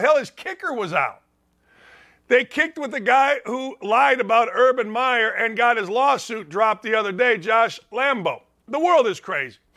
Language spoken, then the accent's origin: English; outside Chicago, Illinois, United States; I grew up outside Chicago